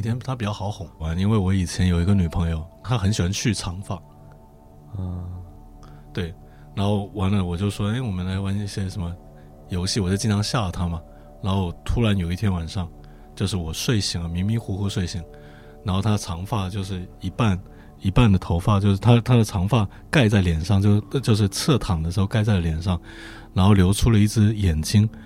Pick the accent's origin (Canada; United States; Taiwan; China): China; the South, southern China; 从南方来的